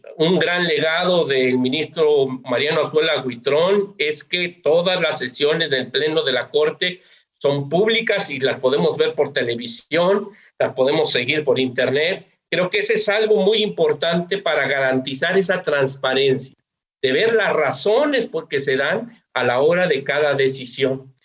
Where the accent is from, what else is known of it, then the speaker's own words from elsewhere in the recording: Mexico; las y los mexicanos veamos la importancia